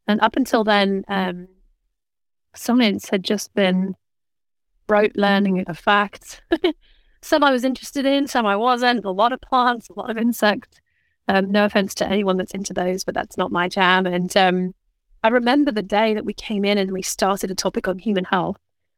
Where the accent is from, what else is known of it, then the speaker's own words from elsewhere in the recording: Oxford, South East England, United Kingdom; moved away; also born or lived in London; Originally, I was born in London, actually. But we moved to Oxford when I was almost five. So I think of Oxford as home.